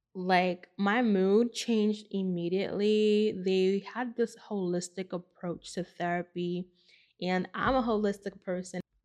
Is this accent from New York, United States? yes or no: yes; New York City, New York, United States; I grew up in the Bronx